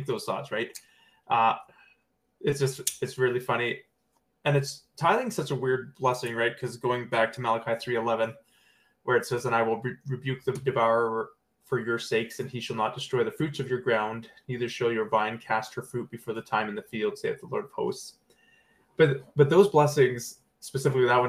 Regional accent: BC, British Columbia, Canada; my grandmother used to actually run a church-owned orchard in my hometown where I grew up, and in BC as well

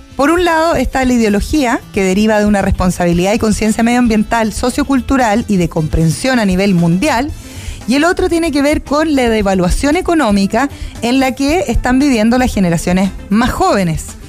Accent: Osorno, Los Lagos, Chile; yo que soy nacida y criada en Osorno

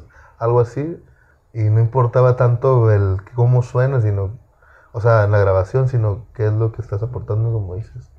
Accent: Apatzingán, Michoacán, Mexico; yo soy de Patzinga, Michoacán. Y ahí pues todos escuchan corridos

